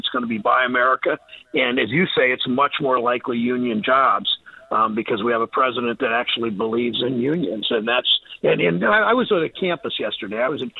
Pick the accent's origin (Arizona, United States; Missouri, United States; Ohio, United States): Ohio, United States; Mansfield; now in Cleveland, United States; where I grew up in Mansfield, where I live in Cleveland now